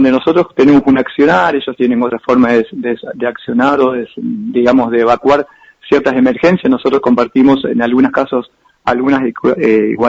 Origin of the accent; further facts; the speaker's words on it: Argentina; Ah, como argentinos no estábamos chochos porque queríamos entrar a la habitación